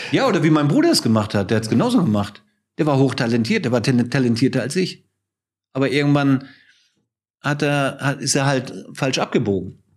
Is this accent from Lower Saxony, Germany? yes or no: no; Hamburg, Germany; moved away; also born or lived in Munich; ich bin ja zurückgezogen nach Hamburg